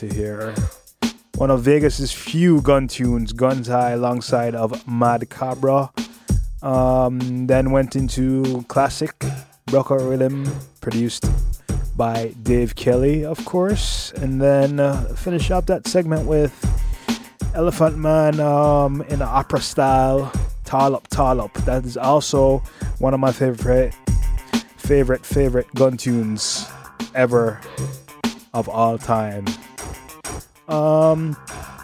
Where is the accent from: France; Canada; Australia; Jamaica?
Jamaica; I'm Jamaican.